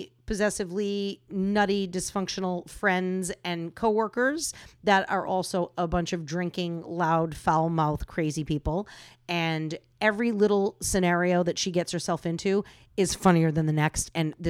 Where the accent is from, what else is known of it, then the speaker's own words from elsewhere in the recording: New England, United States; I grew up in New England. What can I say? I'm hardcore.